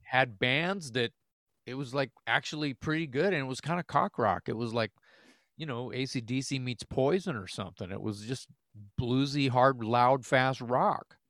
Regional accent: the South, United States; we're from South

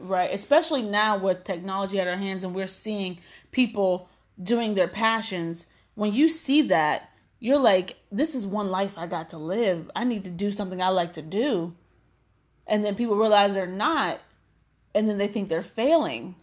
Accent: McKeesport, Pennsylvania, United States; I'm from McKeesport

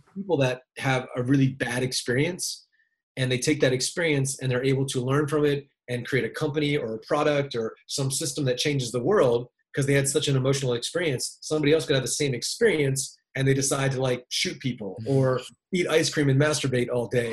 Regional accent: Maryland, United States; moved away; I grew up in Maryland, little uh, little kind of small town

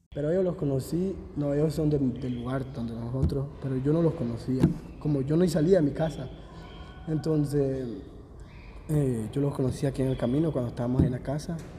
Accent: Honduras; moved away; De Honduras

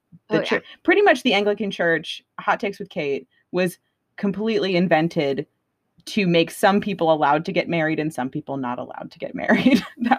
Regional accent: Tucson, Arizona, United States; we just ate a cactus together because we're from Tucson.

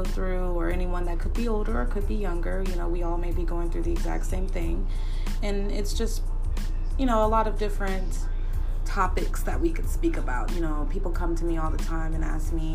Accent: Dallas, Texas, United States; I'm from Dallas, Texas, and I currently reside in Dallas, Texas

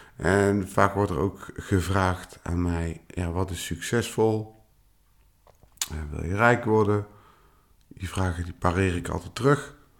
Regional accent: Tilburg, North Brabant, Netherlands; also born or lived in Eindhoven; now in Veldhoven, Netherlands; oorspronkelijk kom ik uit Tilburg

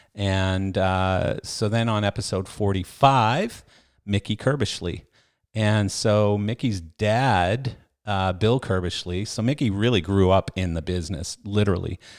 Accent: Canada; I was a bass player growing up in Canada.

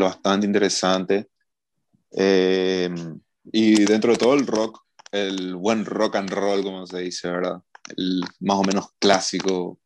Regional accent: Paraguay; somos una banda de Paraguay, somos cinco

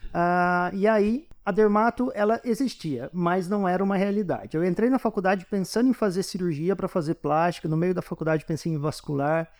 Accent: Poços de Caldas, Minas Gerais, Brazil; moved away as an adult; now in São Paulo, Brazil; eu sou de Poços de Caldas, não sou daqui de São Paulo estudar, estudei a minha vida toda lá

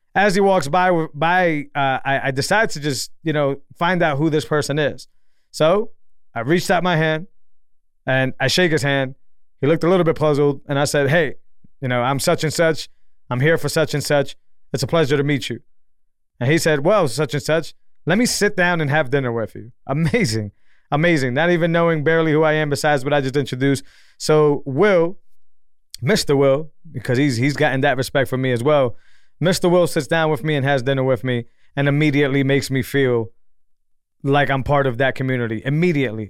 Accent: Massachusetts, United States; now in Texas, United States; I'm from Massachusetts, more of a city boy.

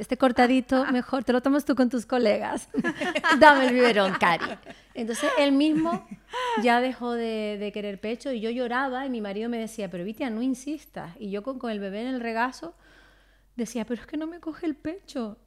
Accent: Canary Islands, Spain; como buena canaria, uno pues cría a sus hijos en, cerca del mar y en la playa

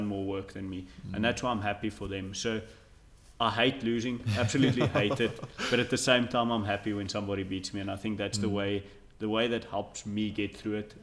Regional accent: South Africa; as a South African

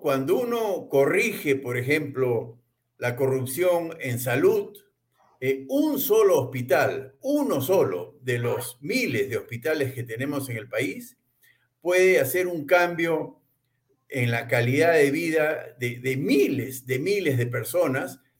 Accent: Peru; como peruano

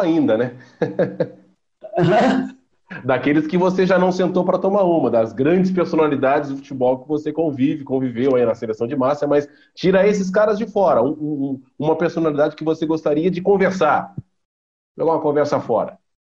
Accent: Tubarão, Santa Catarina, Brazil; eu e o Zenon, nós somos nascidos na mesma cidade, em Tubarão, Santa Catarina

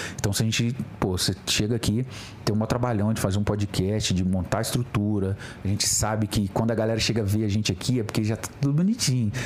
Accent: Mimoso do Sul, Espírito Santo, Brazil; lá na minha cidade, Mimoso do Sul, Espírito Santo

